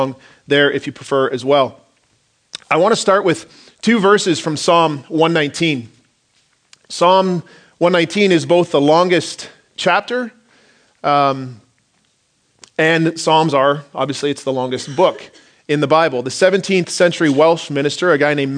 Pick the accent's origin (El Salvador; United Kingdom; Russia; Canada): Canada; Stratford, Ontario; moved away as an adult; now in Langley, Canada; We went to my hometown in Stratford, Ontario, Southern Ontario